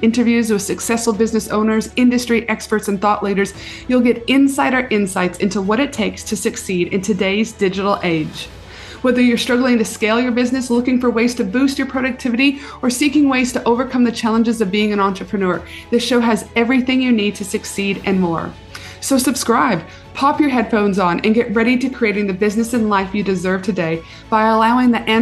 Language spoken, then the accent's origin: English; Canada; moved away; my home country, aka Canada